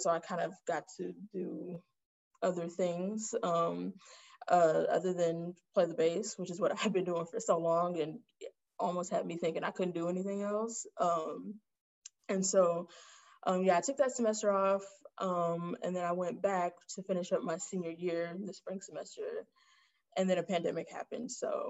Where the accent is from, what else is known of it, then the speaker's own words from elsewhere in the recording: Inglewood, California, United States; moved away as an adult; I'm from Inglewood, California, which is in LA.